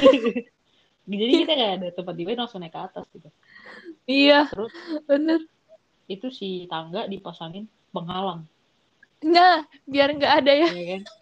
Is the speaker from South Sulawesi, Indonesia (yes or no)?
yes; Makassar, South Sulawesi, Indonesia; Bro, malu nggak gue orang Makassar jadi makanya suara kayak gini